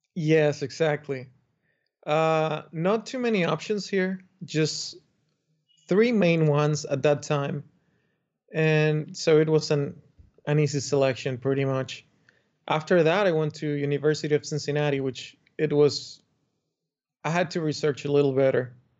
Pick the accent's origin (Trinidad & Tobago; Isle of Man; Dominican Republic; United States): Dominican Republic; I come from the Dominican Republic, where I grew up